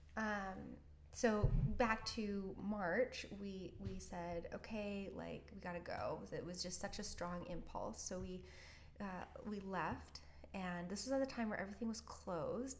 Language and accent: English; Canada; moved away as an adult; also born or lived in Orange County, California; being a Canadian